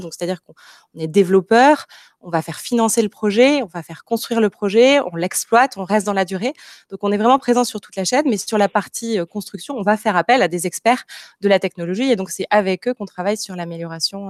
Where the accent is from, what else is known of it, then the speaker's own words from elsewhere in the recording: Marseille, Provence-Alpes-Côte d'Azur, France; also born or lived in Paris / Montreal / Lyon; en tant que Marseillaise, j'ai souhaité rejoindre Marseille